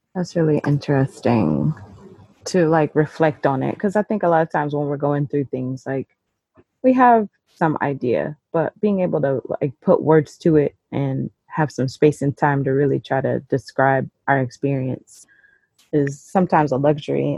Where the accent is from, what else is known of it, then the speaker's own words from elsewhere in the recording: Carbondale, Illinois, United States; So I am from Southern Illinois, uh, Carbondale